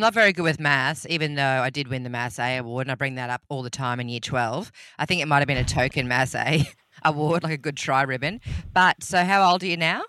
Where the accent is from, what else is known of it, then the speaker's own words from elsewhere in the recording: Rockhampton, Queensland, Australia; I'm from Rocky originally. That's where I grew up. I was born and bred in the beef capital of Australia.